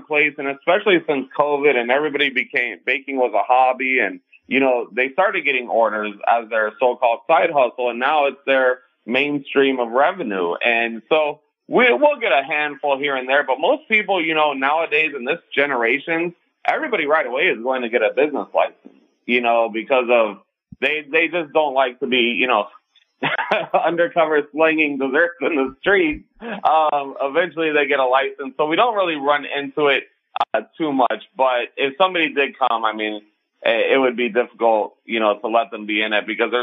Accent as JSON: {"language": "English", "town": "Miami", "region": "Florida", "country": "United States", "tie": "born or raised there", "said": "born and raised in Miami. So I'm here in Miami"}